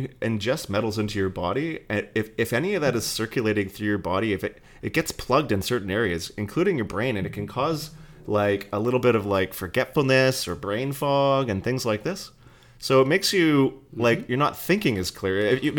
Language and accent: English; Fort McMurray, Alberta, Canada; I came from Fort McMurray, and maybe if you're Canadian, you might remember this